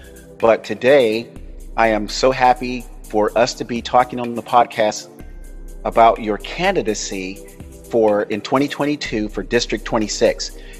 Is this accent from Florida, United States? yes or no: yes; Florida, United States; now in California, United States; And I too, as a Californian, a transplant of Florida, I will tell you, I'm a grandfather as of maybe 8 months ago.